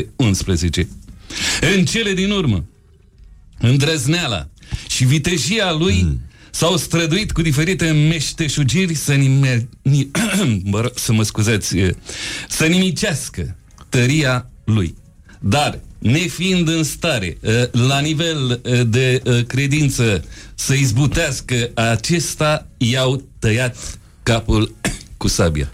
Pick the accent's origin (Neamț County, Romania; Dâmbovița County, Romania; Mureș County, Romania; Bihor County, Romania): Neamț County, Romania; Piatra Neamț; accent: Moldavian; moved away as an adult; also born or lived in Iași; now in Bucharest, Romania; Eu sunt din Piatra Neamț